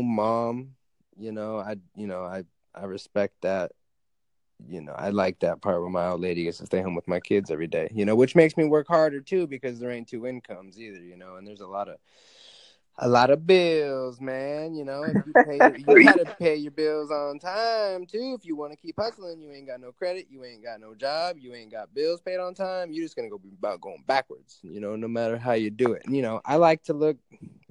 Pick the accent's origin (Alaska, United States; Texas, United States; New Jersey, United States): Alaska, United States; I live in Alaska. I grew up in Alaska